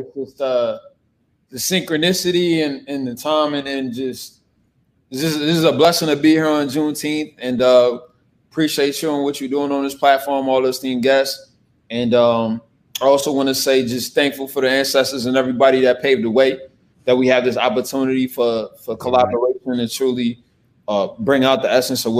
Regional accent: Newark, New Jersey, United States; also born or lived in Charlottesville, Virginia / Brunswick, Georgia; I'm a Jersey guy, and we're in Newark, and I grew up pretty much around this community. However, I was born in Charlottesville, Virginia, the home of Thomas Jefferson, and in Albemarle County, University of Virginia.

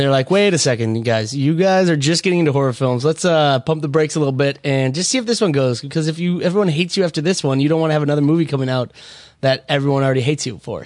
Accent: Minnesota, United States; in honor of my hometown. Both liquors in there are from Minnesota

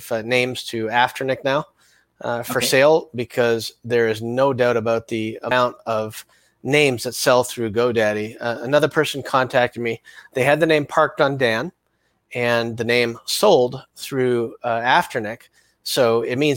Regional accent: Canada; I'm Canadian

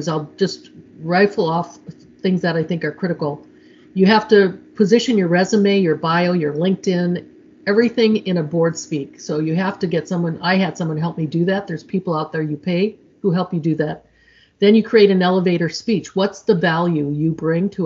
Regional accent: Midwest, United States; I'm from the Midwest

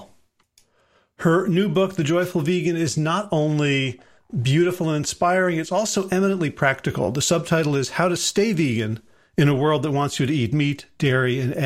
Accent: South Orange, New Jersey, United States; I grew up in South Orange.

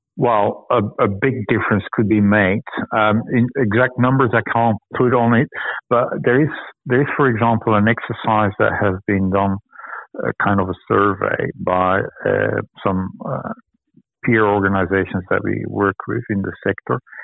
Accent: Belgium; moved away as an adult; now in Sydney, Australia; I come from Belgium. I moved here more than 10 years ago

